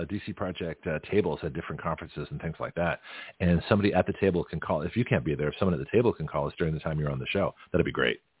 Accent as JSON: {"language": "English", "country": "Canada", "tie": "born or raised there", "also_born_or_lived": "Australia", "said": "So this is this is what I remember from growing up in Canada and Australia. Now in Canada, we we had the poppies"}